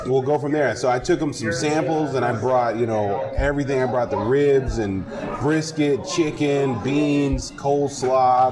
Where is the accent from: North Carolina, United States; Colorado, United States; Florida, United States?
Colorado, United States; Aurora; moved away; also born or lived in Lake City, South Carolina; I grew up in Aurora, Colorado